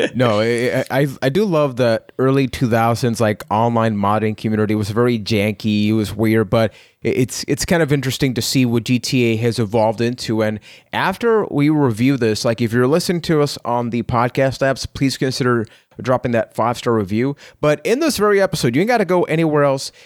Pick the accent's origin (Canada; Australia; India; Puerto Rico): Puerto Rico; I am from Puerto Rico